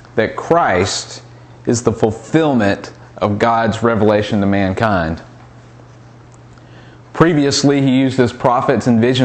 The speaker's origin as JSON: {"language": "English", "region": "the South", "country": "United States", "tie": "born or raised there", "said": "growing up in the South"}